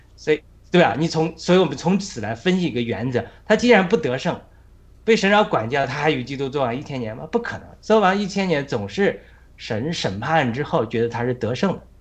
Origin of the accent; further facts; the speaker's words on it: China; now in United States; 我们在中国